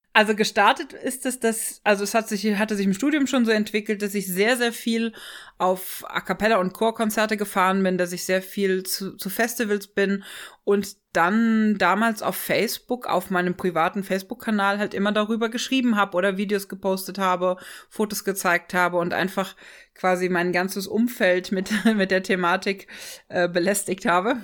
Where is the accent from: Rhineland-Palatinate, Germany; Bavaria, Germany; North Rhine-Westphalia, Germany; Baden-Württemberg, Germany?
Rhineland-Palatinate, Germany; Ochtendung; moved away; also born or lived in Freiburg; ich bin aufgewachsen in der Vordereifel, in einem kleinen Dorf. Ähm Ochtendung